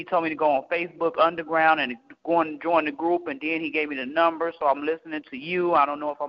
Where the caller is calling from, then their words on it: Illinois, United States; I'm calling from Illinois.